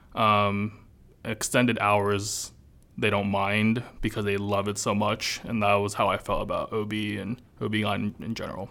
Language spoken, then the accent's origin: English; Los Angeles, California, United States; moved away as an adult; I'm from California, born and raised, and then I came here